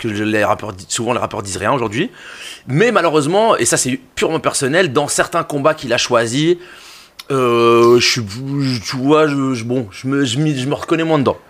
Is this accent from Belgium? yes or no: yes; Brussels, Brussels-Capital Region, Belgium; j'ai grandi à côté de deux endroits qui m'ont forgé pour deux raisons différentes. Le Forêt Nationale pour les concerts